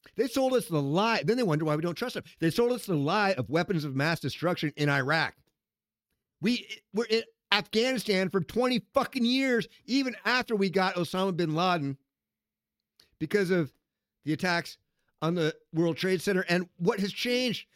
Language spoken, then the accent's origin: English; Seattle, Washington, United States; your weirdness comes from Seattle, Washington, my hometown